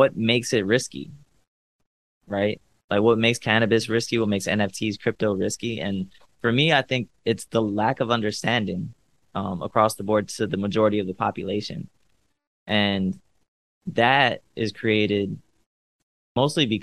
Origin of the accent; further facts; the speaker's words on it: Cleveland, Ohio, United States; also born or lived in Los Angeles; now in Miami, United States; I'm from Cleveland